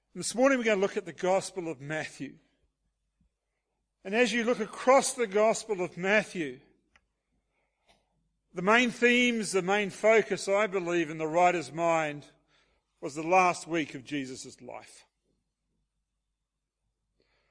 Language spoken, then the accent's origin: English; Hastings, Hawke's Bay, New Zealand; moved away as an adult; now in Auckland, New Zealand; we moved away from our hometown in Hawke's Bay, New Zealand